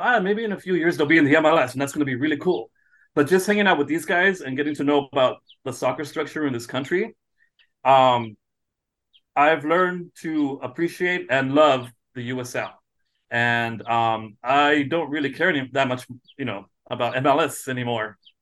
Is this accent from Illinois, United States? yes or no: no; San Diego, California, United States; also born or lived in Malmö, Sweden; I'm from San Diego